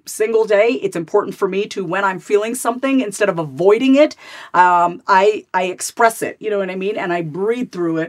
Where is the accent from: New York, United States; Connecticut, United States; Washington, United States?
New York, United States; My sister and I were born and raised in New York